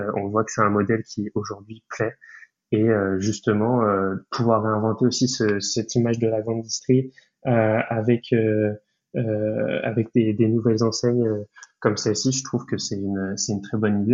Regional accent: Brittany, France; j'ai 23 ans et je suis breton

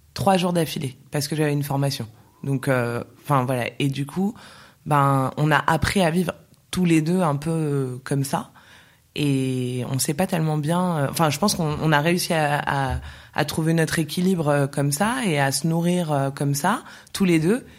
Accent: Paris, Île-de-France, France; moved away as an adult; now in Barcelona, Spain; Je suis née à Paris. J'ai vécu euh, pratiquement toute ma vie à Paris

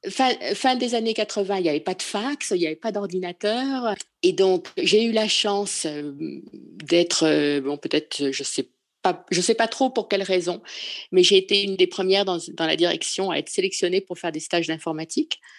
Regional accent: Paris, Île-de-France, France; moved away as an adult; now in Provence, France; je suis parisienne. Je suis une vraie Parisienne, mais je vis dans un petit village de Provence

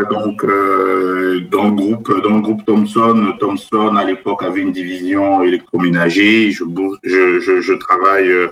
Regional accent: Central African Republic; moved away as an adult; also born or lived in Cameroon; now in France; je suis originaire d'Afrique. Je suis né au Cameroun, mais je suis originaire du Bénin. Puis j'ai grandi dans différents pays africains, notamment en République centrafricaine. Mhm. Et à 18 ans, je suis venu en France pour faire mes études.

